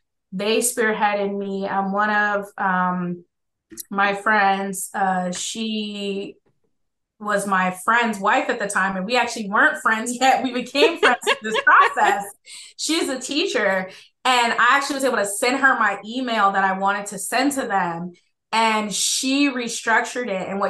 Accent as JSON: {"language": "English", "region": "Georgia", "country": "United States", "said": "so we're from Georgia, and then I was a military brat, so I grew up all over the place."}